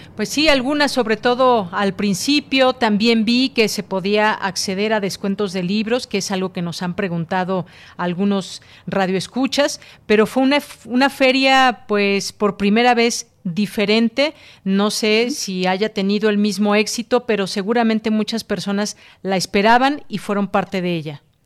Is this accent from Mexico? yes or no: yes; Mexico; aquí en nuestro país